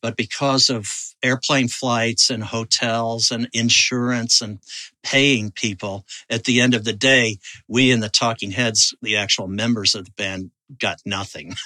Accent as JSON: {"language": "English", "region": "Kentucky", "country": "United States", "tie": "born or raised there", "also_born_or_lived": "Pittsburgh, Pennsylvania / Providence, Rhode Island / New York City", "moved": "yes", "said": "I grew up in Kentucky"}